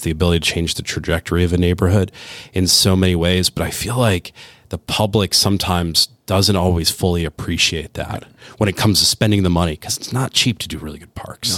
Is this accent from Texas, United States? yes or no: no; Cleveland, Ohio, United States; moved away; I'm from Cleveland originally.